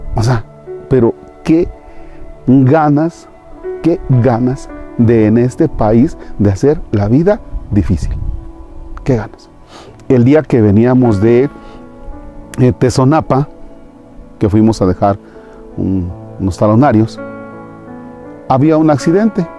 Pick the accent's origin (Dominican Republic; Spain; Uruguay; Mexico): Mexico; nuestro México. Pero somos muy guadalupanos